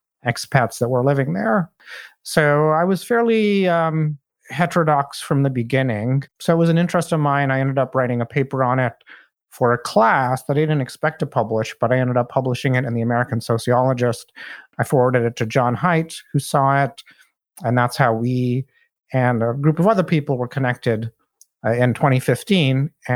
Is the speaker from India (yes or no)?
yes; India; moved away as an adult; also born or lived in Saudi Arabia; now in United States; in Saudi Arabia for the first 10 years of my life because my father worked there, and then I lived in my home country of India for 8 years. And after that, I moved to the US for college.